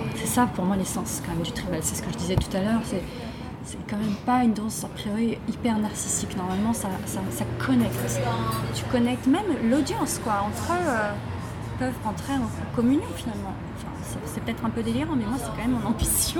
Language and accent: French; France; moved away as an adult; also born or lived in Brittany; now in Beijing, China; je suis une française, euh, une artiste française de tribal bay dance. Je suis basée à Pékin déjà depuis 2008